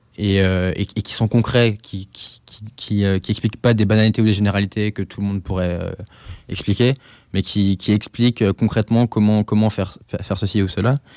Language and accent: French; Alsace, Grand Est, France; Chez moi, en Alsace